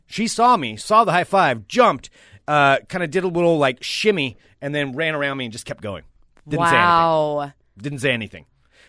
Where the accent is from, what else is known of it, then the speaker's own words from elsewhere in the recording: Oregon, United States; I know I'm from Oregon.